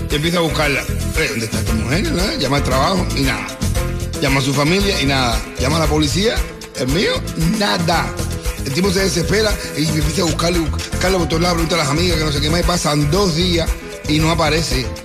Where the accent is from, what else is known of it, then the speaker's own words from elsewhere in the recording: Cuba; now in Miami, United States; cómo somos los cubanos